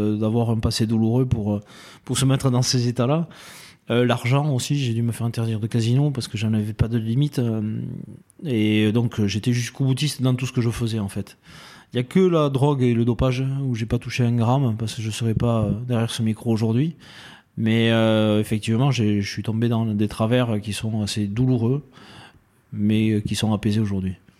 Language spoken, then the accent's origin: French; Dax, Nouvelle-Aquitaine, France; Alors, moi, j'ai un petit village à côté, Tétieux, euh, à côté de Dax euh, et, Saint-Paul, du coup, hein, automatiquement. Et j'ai euh, fait toute mon enfance ici.